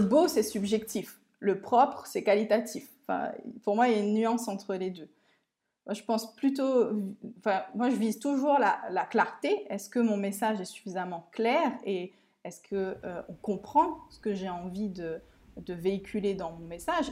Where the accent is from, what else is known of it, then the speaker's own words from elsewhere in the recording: Réunion; also born or lived in Mauritius; j'habite, euh, et je suis originaire de l'île de la Réunion